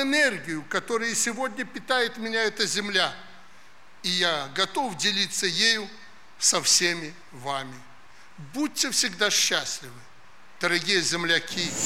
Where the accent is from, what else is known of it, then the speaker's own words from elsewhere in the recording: Alexandria, Mogilev Region, Belarus; moved away; мое сердце принадлежит этому уголку Беларуси